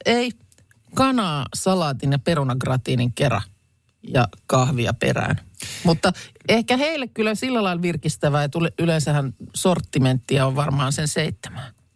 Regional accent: Lahti, Päijät-Häme, Finland; Lahteen ei nyt liitetä juuri mitään, mistä itse olen kotoisin.

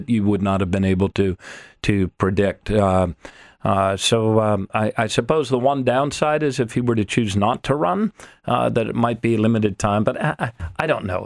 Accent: United States; as an American

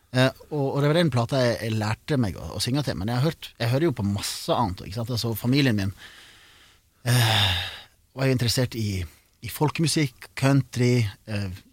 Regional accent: Sogn, Vestland, Norway; accent: Sogning; jeg er fra Sogn, og det er første gang jeg synger på sogning

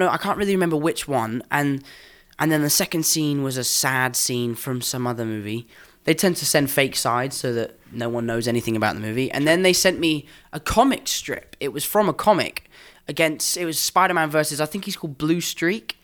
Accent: England, United Kingdom; accent: English; I'm English

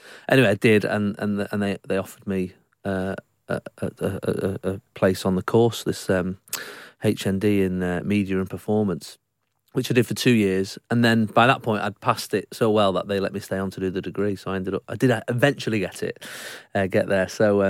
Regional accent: Salford, North West England, United Kingdom; Yes, I'm from Salford originally, yeah.

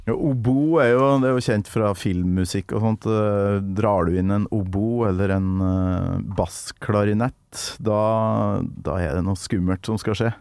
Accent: Norway; på Kolverøy, der jeg kommer fra

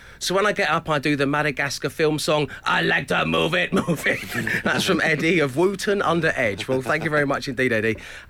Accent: London, United Kingdom; accent: South London; Oh, you mean my South London accent's ruined?

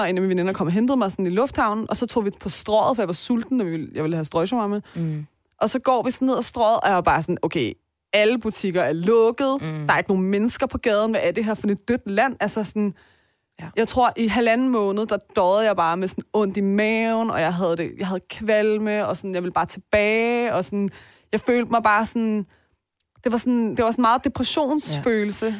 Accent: Denmark; Selvom jeg er født og opvokset her, men fordi jeg har dobbelt statsborgerskab

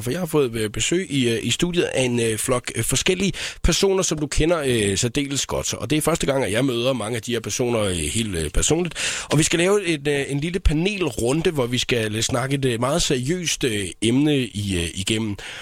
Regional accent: Southern Jutland, Southern Denmark, Denmark; jeg er jo indfødt sønderjyde

